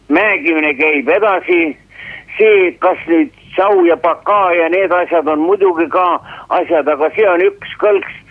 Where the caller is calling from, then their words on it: Pärnu, Pärnu County, Estonia; ma olen pensionär Pärnust